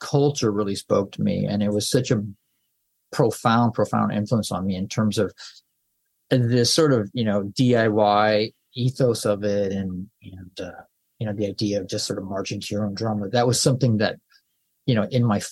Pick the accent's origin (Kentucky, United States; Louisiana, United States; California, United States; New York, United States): California, United States; Santa Barbara; I grew up in Santa Barbara in Southern California